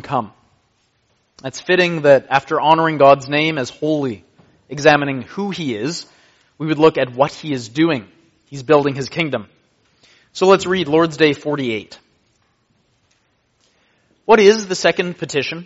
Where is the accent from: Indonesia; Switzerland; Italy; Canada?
Canada; I am a Canadian